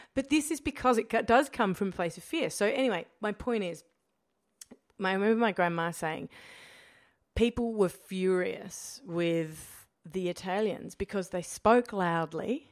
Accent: Australia; being Australian

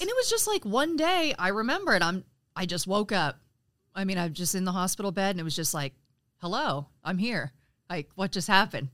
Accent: Frankfort, Indiana, United States; I'm actually from Frankfort, Indiana

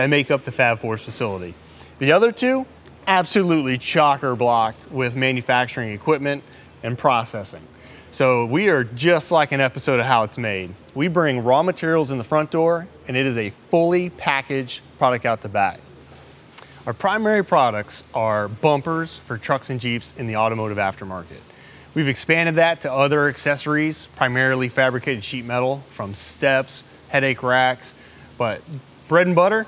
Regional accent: Texas, United States; moved away as an adult; also born or lived in Jakarta, Indonesia; I grew up in Texas

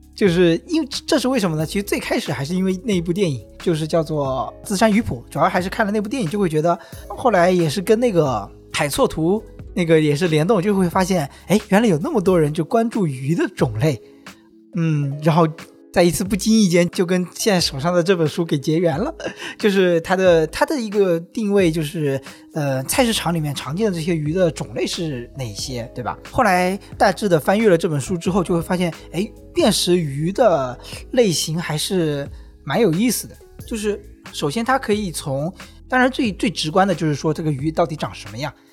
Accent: Wenzhou, Zhejiang, China; now in Hangzhou, China; 就是我们温州人很熟悉的

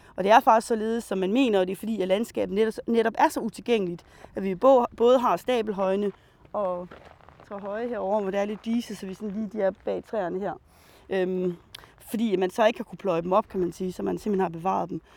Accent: Rønde, Central Denmark Region, Denmark; jeg er opvokset i Nationalparken. Øhm, I den del, der hedder Ronde

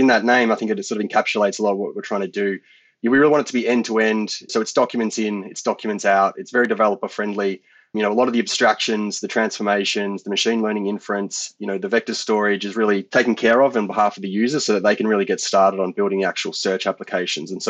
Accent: Australia; I was growing up in the Australian country

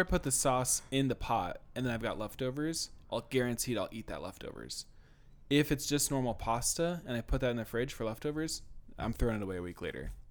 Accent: Illinois, United States; moved away; also born or lived in Idaho; I grew up in Illinois.

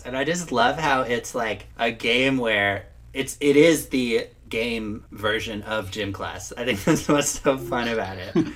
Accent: New York, United States; moved away; also born or lived in Madison; I'm from New York

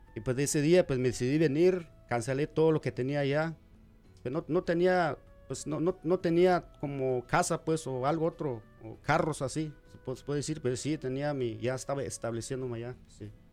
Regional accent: Guatemala; also born or lived in Delaware / Washington; now in Omaha, United States; de Guatemala

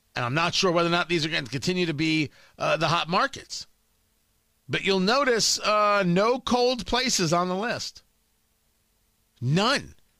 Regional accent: Middletown, New Jersey, United States; moved away; I grew up in Middletown, New Jersey.

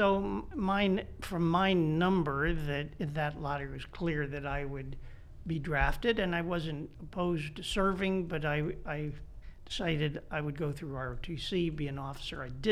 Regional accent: Washington, District of Columbia, United States; moved away as an adult; also born or lived in Newtown, Connecticut; now in Indianapolis, United States; I'm one of the few people who can claim to be a native of Washington, D.C. I was born in downtown Washington and grew up in the suburbs

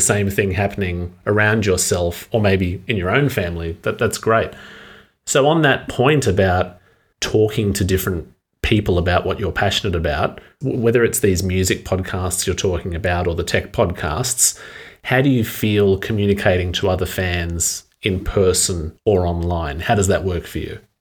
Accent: Australia; an Australian speaking English very comfortably

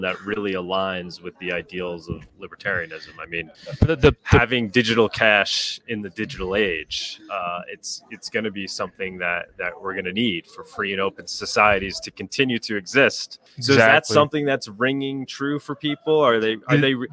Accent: New York, United States; I'm from New York

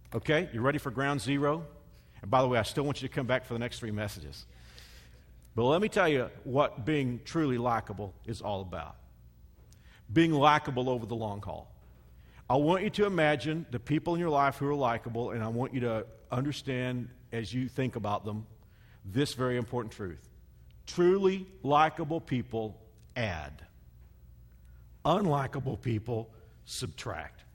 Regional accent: the South, United States; I'm from the South, so you know I'm from where people call everybody honey and darling

